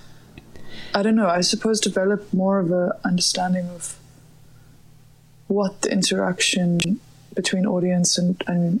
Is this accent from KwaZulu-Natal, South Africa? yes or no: no; Johannesburg, Gauteng, South Africa; moved away as an adult; also born or lived in Grahamstown / Cape Town; now in Berlin, Germany; I grew up in Johannesburg